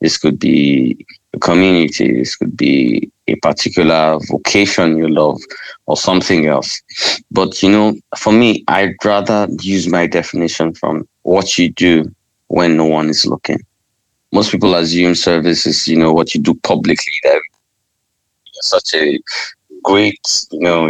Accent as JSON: {"language": "English", "region": "Northern Nigeria", "country": "Nigeria", "tie": "born or raised there", "said": "I'm a Nigerian. I was raised in the country."}